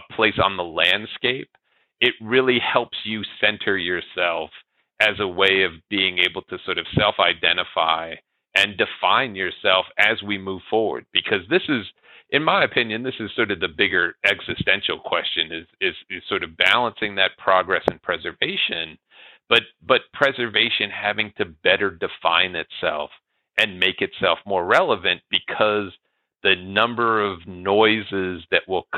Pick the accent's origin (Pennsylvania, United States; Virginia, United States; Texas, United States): Virginia, United States; Northern; now in Lincoln, United States; I grew up in Northern Virginia. I, you know, identify as somebody from the East Coast, but now I live in Lincoln, Nebraska.